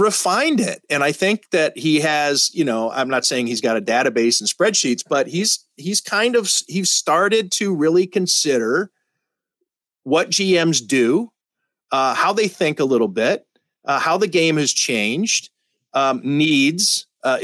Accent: Northeast Ohio, United States; moved away; I'm from Northeast Ohio. My parents lived in Nelson Township.

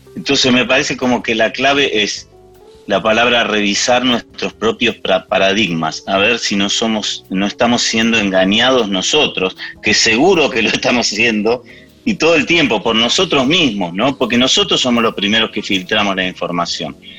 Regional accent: Argentina; first language English; Spanish is a second language; cuando vinimos a la Argentina, empecé a aprender el español

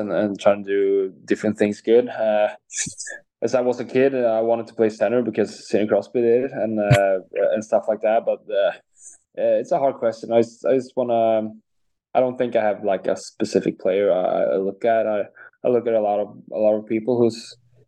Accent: Lidköping, Västra Götaland, Sweden; English is a second language; moved away as an adult; also born or lived in Gothenburg; now in San Jose, United States; I'm from Lidköping. So it's close to Linköping, though, but it's 3-hour drive from there.

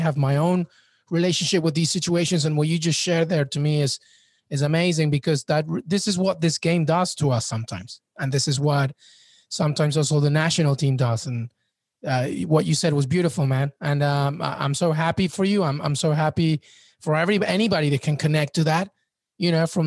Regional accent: England, United Kingdom; I was born in England and grew up in England

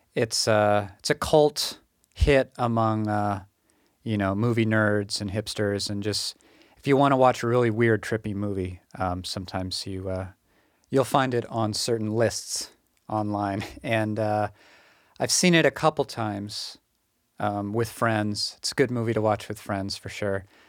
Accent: Massachusetts, United States; moved away as an adult; also born or lived in Kyoto, Japan; my first couple months back in Massachusetts

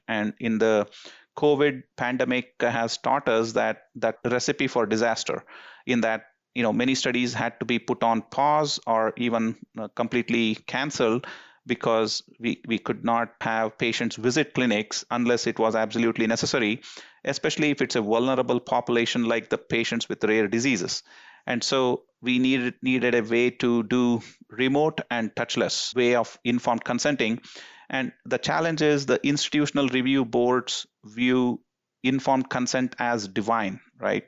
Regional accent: India; moved away as an adult; now in United States; as someone who was born and raised in India until, uh, college

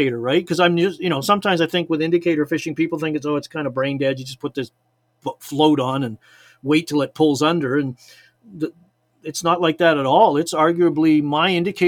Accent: Chilliwack, British Columbia, Canada; also born or lived in Liverpool, England; growing up in British Columbia

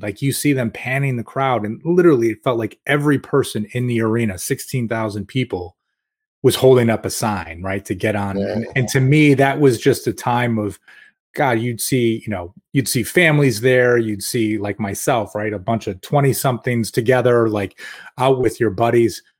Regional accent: Rochester, New York, United States; I grew up in Rochester

